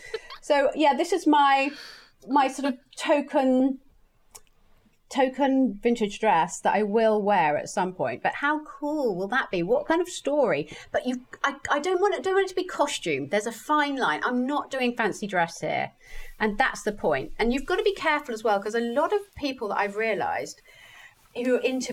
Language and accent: English; Australia; I am an Aussie, I'm part of the Aussie Clark crowd.